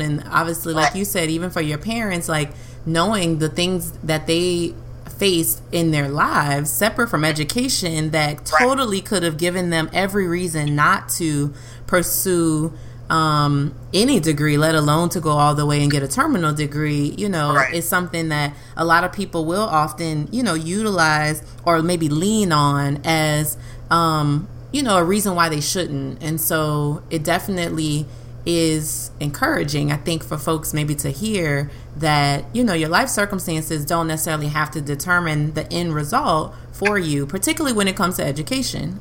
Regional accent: Louisiana, United States; we're from Louisiana, so middle

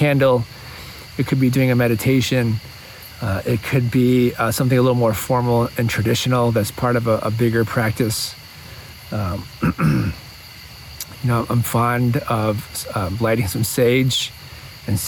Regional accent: Midwest, United States; now in Ojai, United States; my childhood and growing up in the Midwest

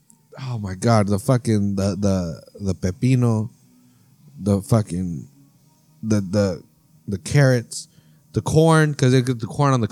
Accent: New York City, New York, United States; I'm from New York City, man.

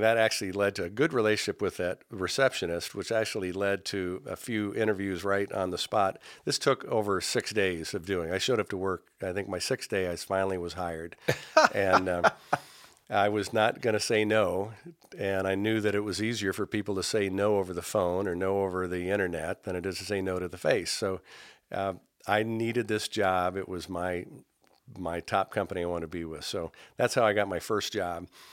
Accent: Indianapolis, Indiana, United States; also born or lived in San Jose / Iowa; I grew up in Indianapolis

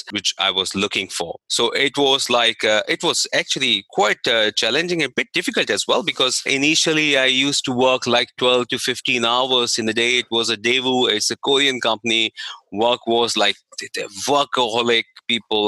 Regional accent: India; moved away; I was in India, so I'm from India.

